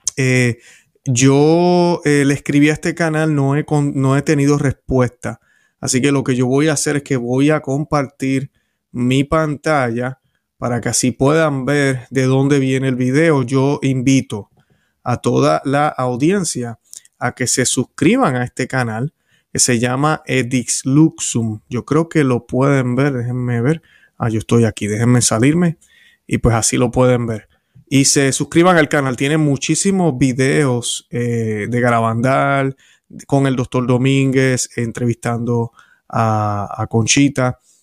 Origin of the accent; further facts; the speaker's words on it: Puerto Rico; yo recuerdo haber visto de pequeño en la televisión en Puerto Rico